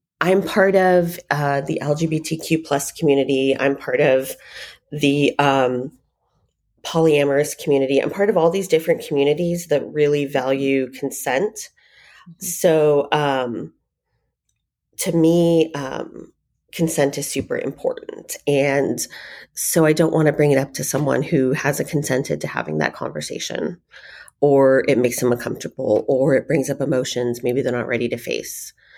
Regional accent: Phoenix, Arizona, United States; also born or lived in Denver, Colorado; I was born in Denver, raised here in Phoenix

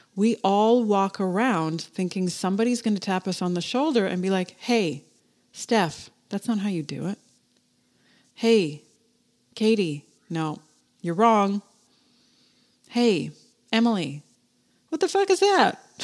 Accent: Canada; I'm fucking Canadian.

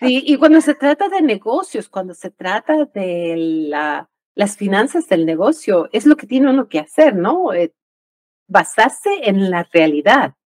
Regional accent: Ecuador; moved away; yo crecí en el Ecuador

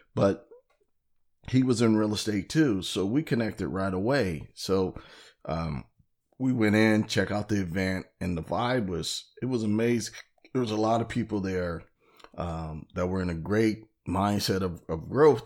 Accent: California, United States; I'm from California

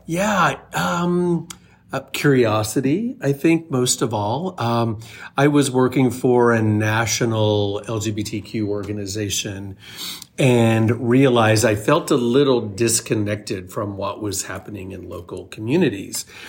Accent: small town Oklahoma, United States; moved away as an adult; also born or lived in Chicago; finding my way from small town Oklahoma to Chicago after college

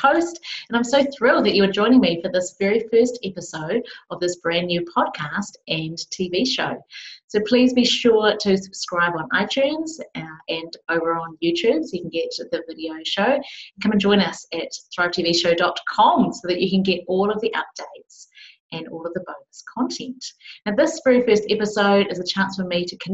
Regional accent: Palmerston North, Manawatū-Whanganui, New Zealand; I was just a young kid growing up in Palmerston North, New Zealand, small city in New Zealand.

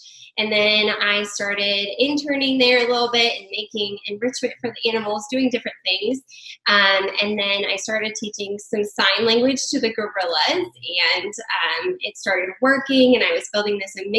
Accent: Albuquerque, New Mexico, United States; now in Farmington, United States; And we currently live in Farmington, New Mexico. A little backstory, I grew up in Albuquerque, New Mexico. I went to high school in Albuquerque

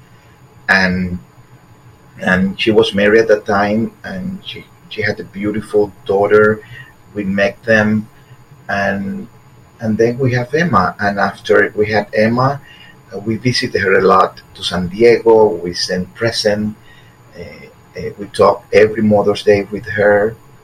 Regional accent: Havana, Cuba; moved away; also born or lived in Guantanamo, Cuba / Miami, United States; We moved from Guantanamo to Havana

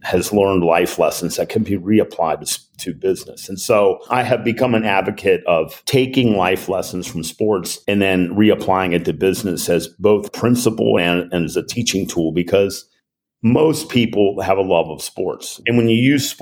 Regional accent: Cincinnati, Ohio, United States; in Cincinnati, my hometown

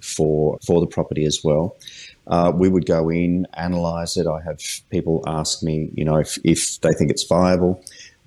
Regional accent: Adelaide, South Australia, Australia; I'm actually from Adelaide

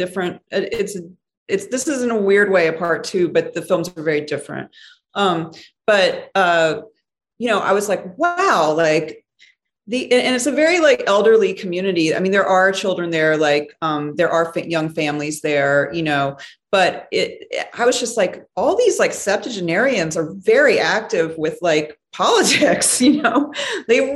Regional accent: Mobile, Alabama, United States; my hometown of Mobile, Alabama

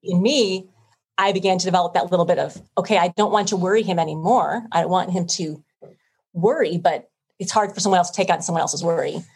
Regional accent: Illinois, United States; I grew up here in Illinois

